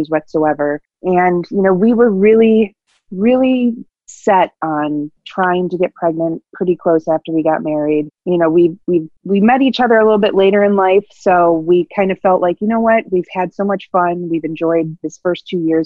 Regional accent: Buffalo, New York, United States; I grew up in the Buffalo, New York area.

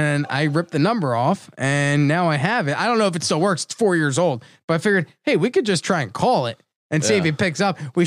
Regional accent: New Jersey, United States; now in Florida, United States; New Jersey, my home state, New Jersey

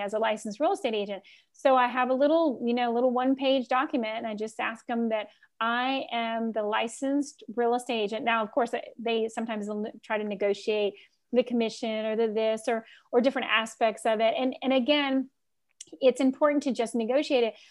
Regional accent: Key West, Florida, United States; moved away; also born or lived in Washington, D.C.; I grew up in Key West where all the homes are built like ships.

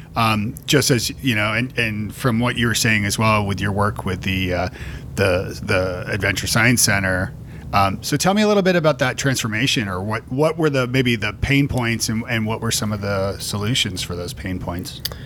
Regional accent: Toronto, Ontario, Canada; moved away as an adult; now in Nashville, United States; I'm from Toronto

